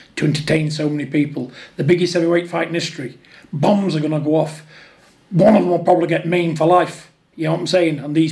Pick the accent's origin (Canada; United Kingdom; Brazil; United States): United Kingdom; we're two British people